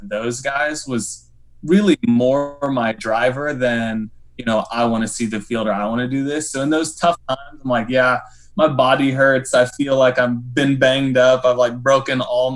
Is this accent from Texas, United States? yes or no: yes; Denton, Texas, United States; moved away; also born or lived in Branson, Missouri; I was born in Denton, Texas